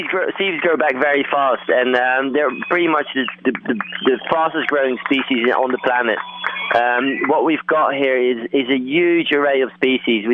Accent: Netherlands; moved away as an adult; now in Cornwall, United Kingdom; I'm originally from Holland

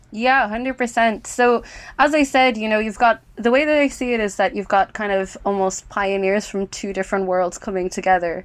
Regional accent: Ireland; I'm Irish

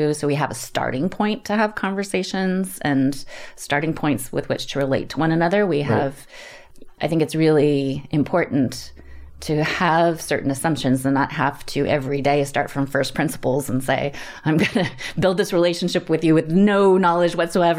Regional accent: Canada; I grew up in Canada. We moved around a lot. My dad worked for a chemical company.

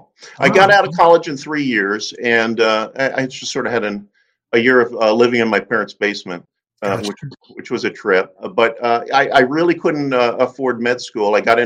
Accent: Maryland, United States; also born or lived in Bronx, New York; I was born in the Bronx and moved shortly after that to the D.C. Maryland area where I went to high school.

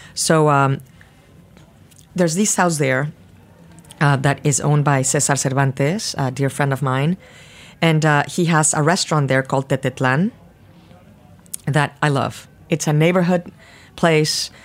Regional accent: Mexico City, Mexico; moved away as an adult; now in New York, United States; I was born in Mexico City. I grew up in Mexico City.

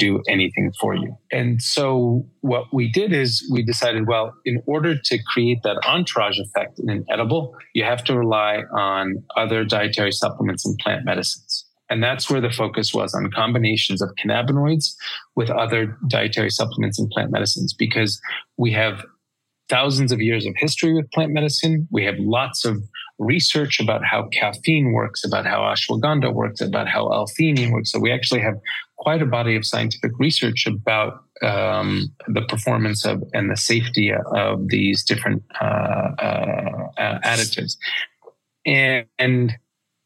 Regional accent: New York, United States; moved away as an adult; also born or lived in London; now in Colorado, United States; I'm from New York. I lived in London already for a while

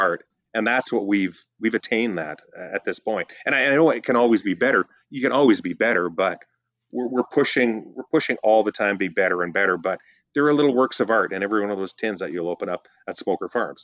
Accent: Northern Ontario, Canada; now in British Columbia, Canada; I'm from Northern Ontario

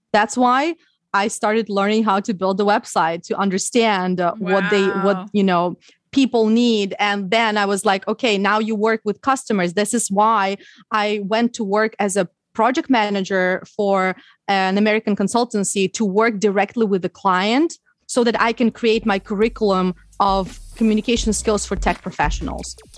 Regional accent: Ukraine; English is a second language; moved away as an adult; also born or lived in Odessa; now in United States; i learned english when i was in ukraine i didn't live in the us when i was a when i was a child

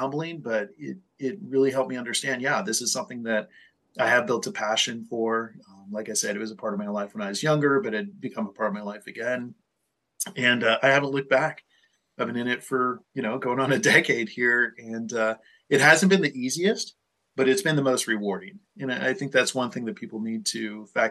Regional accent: California, United States; also born or lived in Colorado; my home state in California

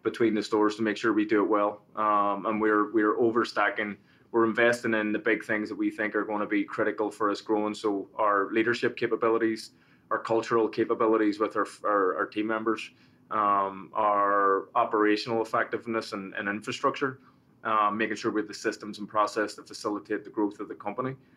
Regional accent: Belfast, Northern Ireland, United Kingdom; moved away as an adult; also born or lived in Manhattan, New York; now in Paramus, United States; I was born in, uh, in Belfast and in, in North Belfast. And that was during the time of the, the troubles and the, the sort of the civil conflict.

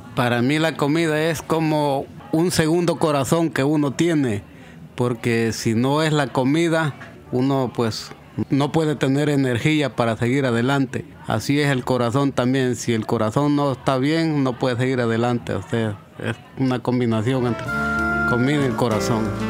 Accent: El Salvador; moved away as an adult; now in United States; nosotros en El Salvador

